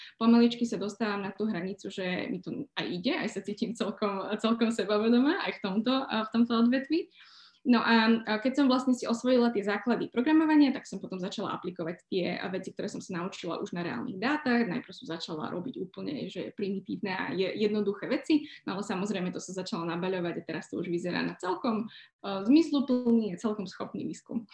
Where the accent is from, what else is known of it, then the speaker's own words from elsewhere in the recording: Slovakia; moved away as an adult; now in London, United Kingdom; Ja som samozrejme Slovenka